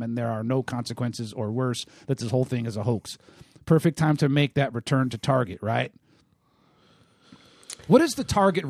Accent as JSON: {"language": "English", "town": "Cleveland", "region": "Ohio", "country": "United States", "tie": "born or raised there", "moved": "yes", "said": "Cleveland, Ohio, my hometown"}